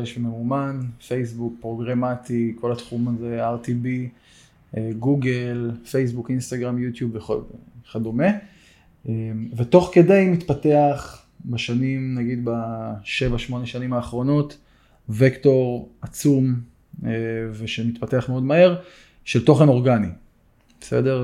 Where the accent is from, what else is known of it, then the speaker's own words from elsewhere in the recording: Eilat, Southern District, Israel; moved away as an adult; now in Kfar Sirkin, Israel; במקור גדלתי באילת